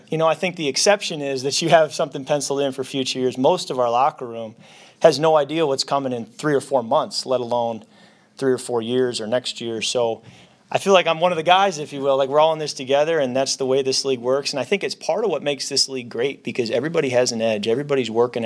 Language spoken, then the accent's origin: English; Holland, Michigan, United States; moved away; our paper in my hometown